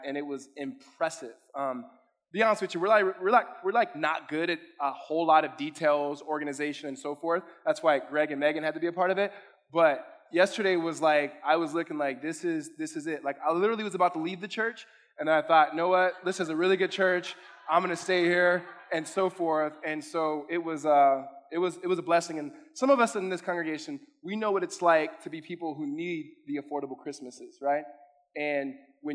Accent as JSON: {"language": "English", "region": "California", "country": "United States", "moved": "yes", "lives_now": "Arizona, United States", "said": "I'm from California"}